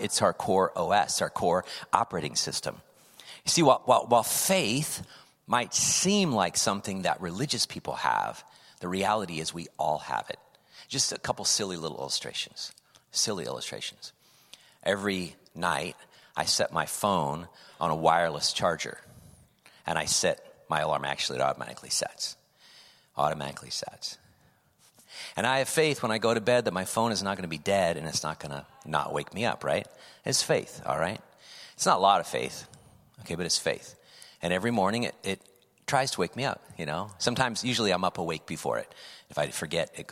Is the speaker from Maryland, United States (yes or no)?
no; California, United States; also born or lived in Indiana; I was then raised in California.